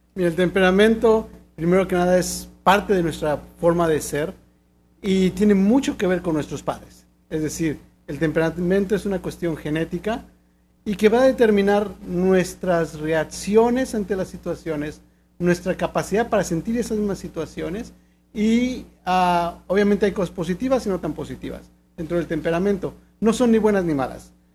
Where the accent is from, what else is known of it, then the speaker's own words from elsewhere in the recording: Mexico; soy mexicano